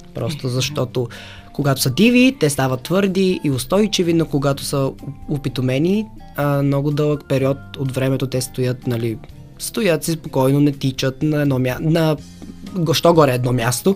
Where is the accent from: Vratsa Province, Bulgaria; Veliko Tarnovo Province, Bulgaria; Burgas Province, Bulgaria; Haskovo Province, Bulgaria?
Haskovo Province, Bulgaria; Haskovo; до града ми, аз съм от Хасково